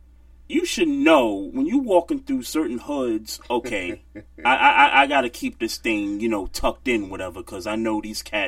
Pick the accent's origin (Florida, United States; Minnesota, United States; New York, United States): New York, United States; New York City; I'm from New York City. I done lived in some of the roughest neighborhoods you could think of. From Bed-Stuy to Crown Heights to South Jamaica, Queens.